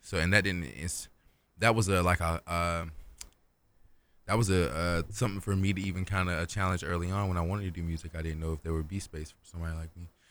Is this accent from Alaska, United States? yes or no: no; Kinston, North Carolina, United States; moved away as an adult; now in Raleigh, United States; I'm from Kingston, North Carolina